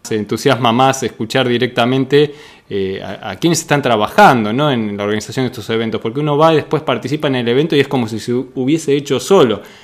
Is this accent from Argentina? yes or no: yes; Argentina; aquí en nuestro país